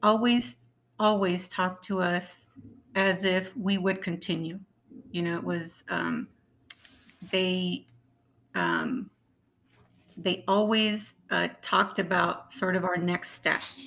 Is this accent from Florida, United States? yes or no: no; Yuma, Arizona, United States; I'm from, you know, where Cesar Chavez was from